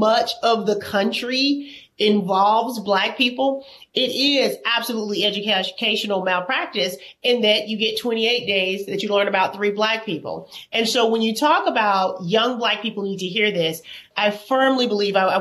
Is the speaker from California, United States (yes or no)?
no; Alabama, United States; I'm from Alabama